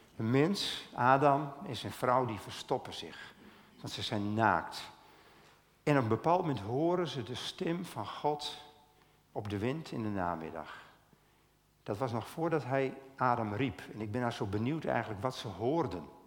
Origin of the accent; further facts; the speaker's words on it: Stiens, Friesland, Netherlands; ik kom uit Stiens